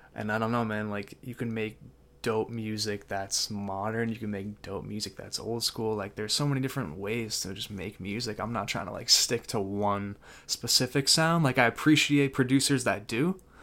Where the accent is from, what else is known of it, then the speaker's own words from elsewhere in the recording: Danvers, Massachusetts, United States; I'm from Danvers, Massachusetts